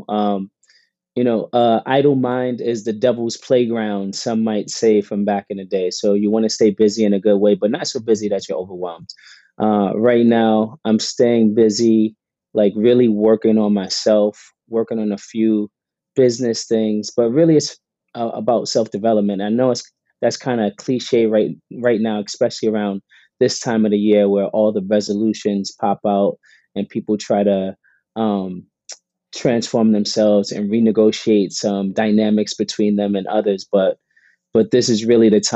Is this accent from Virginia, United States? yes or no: no; New York City, New York, United States; also born or lived in Harlem / Riverdale, Bronx; So I grew up in the South Bronx in the mid 80s and, you know, early 90s. We moved to outside of Riverdale, so the Northwest Bronx, when I was a little older, when I was 12 or 13